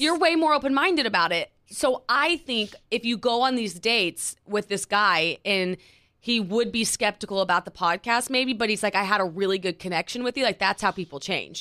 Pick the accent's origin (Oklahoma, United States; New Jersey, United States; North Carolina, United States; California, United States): Oklahoma, United States; moved away as an adult; now in New York City, United States; we're from Oklahoma